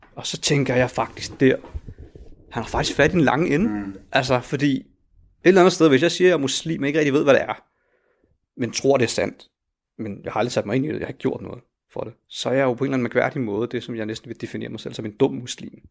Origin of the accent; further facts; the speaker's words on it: Helsingør, Capital Region of Denmark, Denmark; jeg er jo født og opvokset i Helsingør i et villakvarter